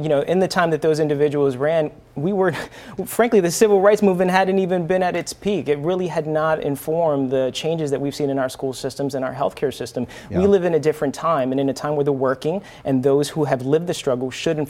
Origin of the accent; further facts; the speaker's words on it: Central Falls, Rhode Island, United States; I grew up in Central Falls. I saw the struggles, economic and other struggles as well.